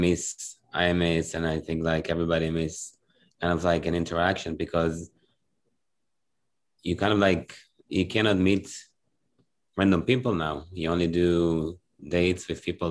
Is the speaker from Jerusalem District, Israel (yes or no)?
no; Ra'anana, Central District, Israel; I grew up in Ra'anana. It's a little town next to Tel Aviv